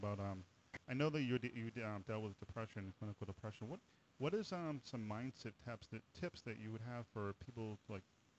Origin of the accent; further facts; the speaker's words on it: New Hampshire, United States; I'm from the Northeast. I'm from New Hampshire